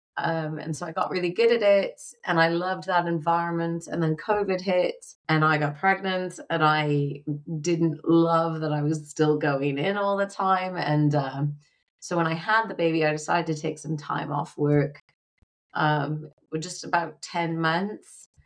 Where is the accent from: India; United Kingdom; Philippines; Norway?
United Kingdom; now in United States; Now I went to university here in America, but I am a British citizen. And so it was easy at the time for me to travel within Europe and teach because we were part of the EU.